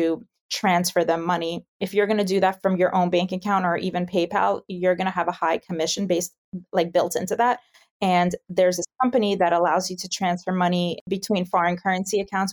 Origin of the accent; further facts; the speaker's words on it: New York, United States; moved away as an adult; now in Amsterdam, Netherlands; I'm originally from New York